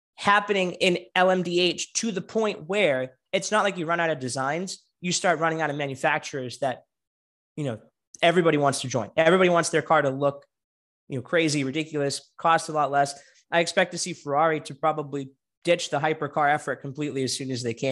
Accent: United States; as an American

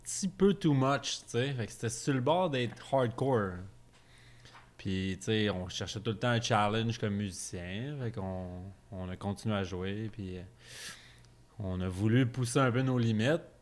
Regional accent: Sorel-Tracy, Quebec, Canada; also born or lived in Beloeil; je viens pas de là, mais euh, j'ai passé pas mal mon adolescence

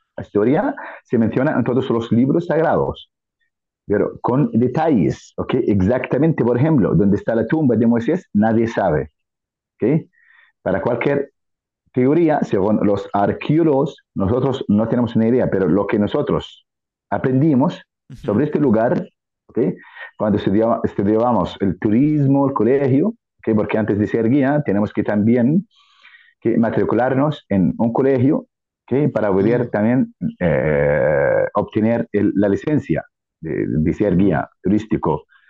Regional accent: Jordan; Spanish is a second language; soy jordano auténtico

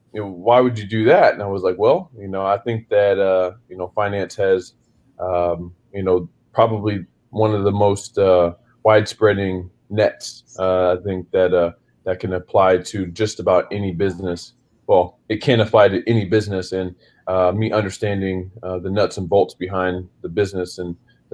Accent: Springfield, Missouri, United States; moved away as an adult; now in Memphis, United States; I'm originally from Springfield, Missouri. So I'm a Midwest kid, and you know, went to Kickapoo High School

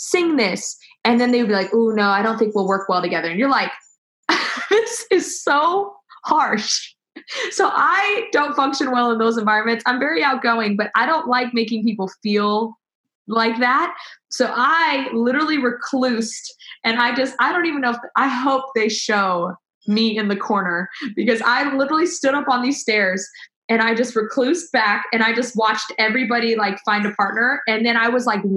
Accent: Los Angeles, California, United States; moved away as an adult; also born or lived in Oklahoma / Nashville; LA, which is where I'm from

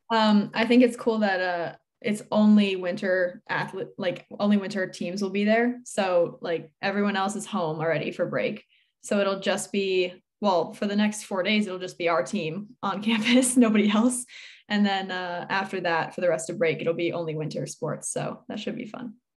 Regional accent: Newtown, Connecticut, United States; I'm from Newtown, Connecticut, and I'm eighteen

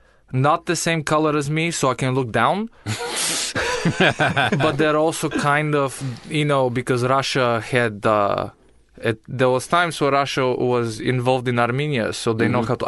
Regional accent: Bulgaria; English is a second language; moved away; I am from Bulgaria

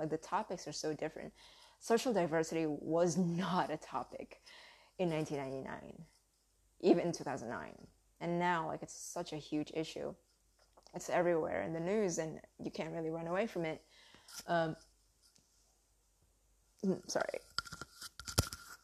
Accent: United States; accent: southern; English is a second language; I grew up in America, being Asian

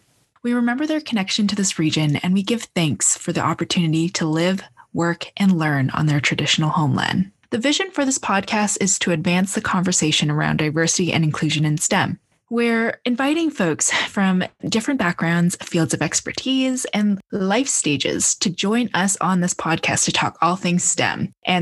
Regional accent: Edmonton, Alberta, Canada; I was born and raised in Edmonton, and I'm a second-generation Canadian. I identify as a Chinese-born Canadian, with both my parents immigrating from Asia.

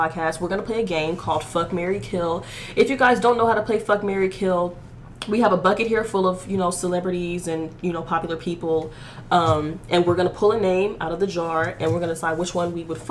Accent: Houston, Texas, United States; I'm 22 years old and I was born in Houston, Texas

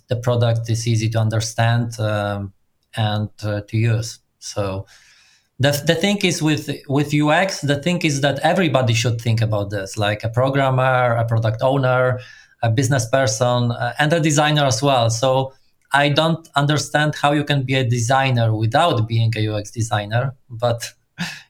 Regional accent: Poland; I'm from Poland and I grew professionally in startup community.

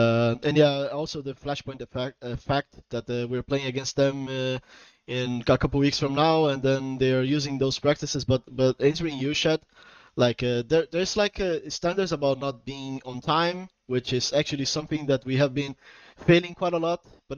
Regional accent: Portugal; also born or lived in Brazil; I'm from Portugal and Brazil, but I'm currently living in Portugal

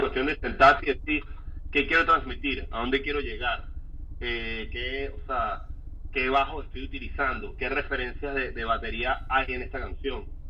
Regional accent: Caracas, Capital District, Venezuela; yo soy un chamo del British, eh, yo estudié en San Ignacio

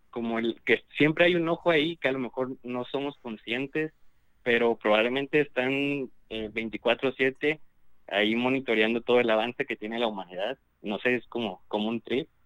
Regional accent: Veracruz, Mexico; De Veracruz.

